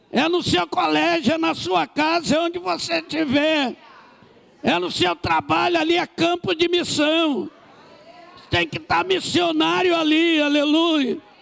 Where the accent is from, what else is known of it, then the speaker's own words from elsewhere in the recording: Rio de Janeiro, Brazil; eu sou do Rio de Janeiro, no Brasil.